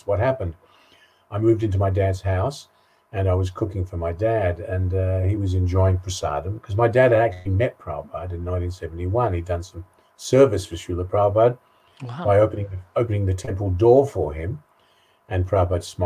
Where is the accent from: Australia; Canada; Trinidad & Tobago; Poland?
Australia; Sydney, New South Wales; moved away as an adult; also born or lived in Essex, England / Western Australia; now in Ireland; I grew up in Sydney